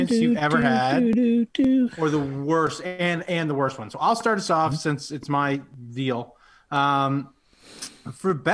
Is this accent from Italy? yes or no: no; Penobscot, New Brunswick, Canada; now in Fredericton, Canada; Yeah, my hometown. Penobscot for life.